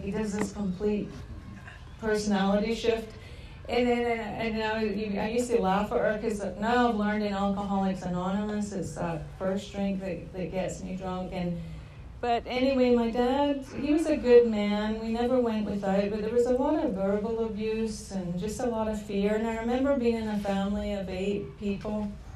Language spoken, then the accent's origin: English; Scotland, United Kingdom; moved away as an adult; I was born and raised in Scotland